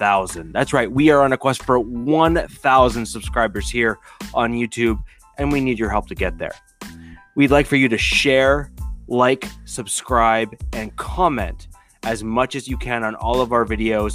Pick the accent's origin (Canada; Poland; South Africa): Canada; I'm from Canada. We speak French